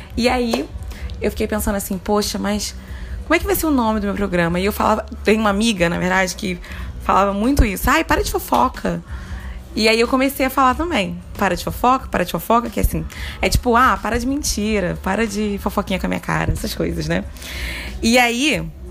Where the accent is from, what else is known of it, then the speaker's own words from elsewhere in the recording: Rio de Janeiro, Brazil; E eu sou muito carioca